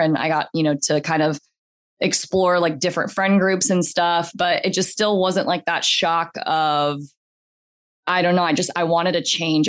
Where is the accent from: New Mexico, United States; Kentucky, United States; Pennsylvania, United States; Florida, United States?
Florida, United States; Gulf Breeze; also born or lived in Brazil; I grew up in Gulf Breeze is a very small town